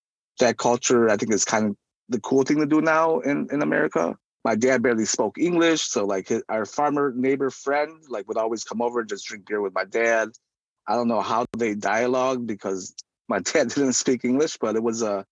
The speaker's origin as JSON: {"language": "English", "town": "Burlington", "region": "Wisconsin", "country": "United States", "tie": "born or raised there", "also_born_or_lived": "Ubon refugee camp, Thailand / Madison, Wisconsin", "lives_now": "Racine, United States", "said": "The church that sponsored us resided in Burlington, Wisconsin"}